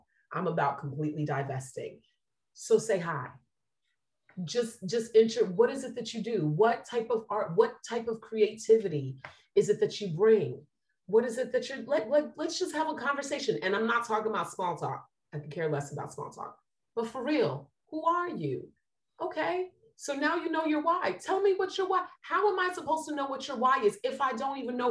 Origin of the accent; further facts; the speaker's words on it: New Jersey, United States; now in Tampa, United States; I'm from Jersey